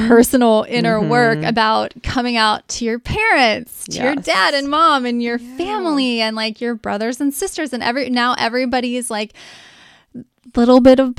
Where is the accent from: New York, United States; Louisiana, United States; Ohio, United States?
Ohio, United States; Cincinnati; I'm conservative, I'm from Cincinnati west side